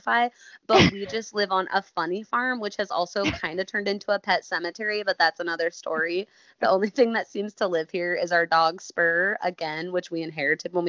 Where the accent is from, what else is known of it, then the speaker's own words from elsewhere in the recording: Elkhorn, United States; I am from Elkhorn, so that's where we grew up together